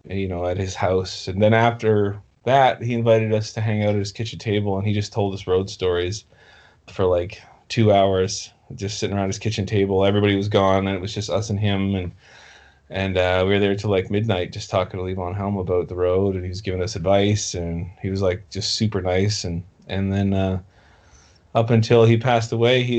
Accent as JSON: {"language": "English", "town": "Halifax", "region": "Nova Scotia", "country": "Canada", "tie": "born or raised there", "said": "the club in Halifax, my hometown, in the 70s, and 80s."}